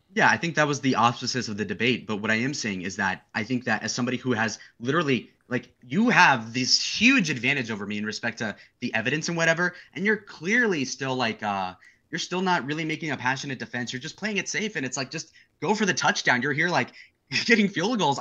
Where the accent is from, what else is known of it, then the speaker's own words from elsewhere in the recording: United States; I'm an American